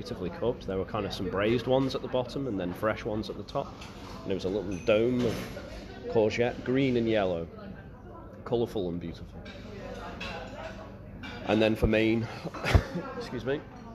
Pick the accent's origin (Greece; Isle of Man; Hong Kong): Isle of Man; from the Isle of Man